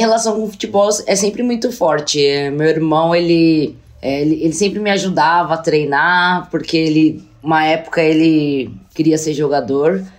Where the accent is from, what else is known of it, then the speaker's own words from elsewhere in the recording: Brazil; also born or lived in Russia; como brasileira, ser a única mulher preta do time